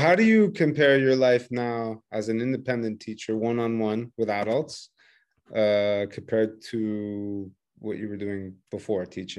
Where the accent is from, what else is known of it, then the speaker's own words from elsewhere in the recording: Quebec, Canada; accent: Québécois French; English is a second language; They pretend like they don't understand my accent. And I'm like, no, man, that is not what is happening. They love Québécois people, the French. They love Québécois. Every time I say I'm from Canadian, they're like, wow, cool.